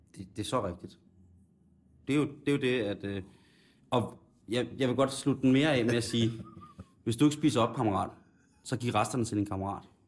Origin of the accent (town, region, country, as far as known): Denmark